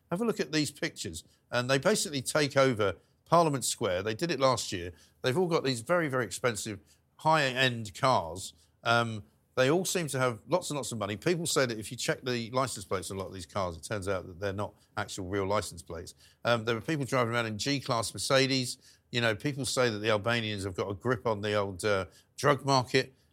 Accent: London, United Kingdom; I'm born and raised in London.

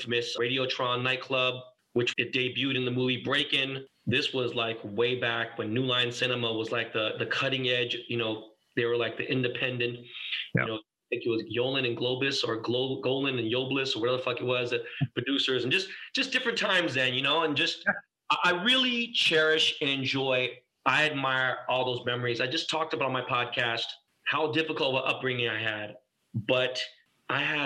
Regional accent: Los Angeles, California, United States; I was born and raised Koreatown

